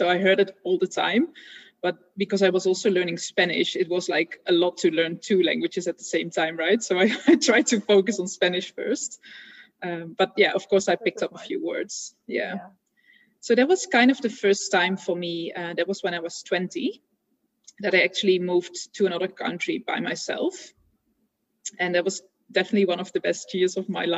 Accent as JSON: {"language": "English", "country": "Netherlands", "tie": "born or raised there", "said": "I was born and raised in the Netherlands."}